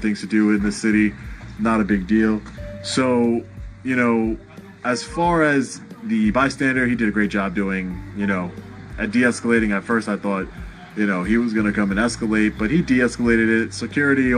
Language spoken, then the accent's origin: English; New York, United States; I'm from New York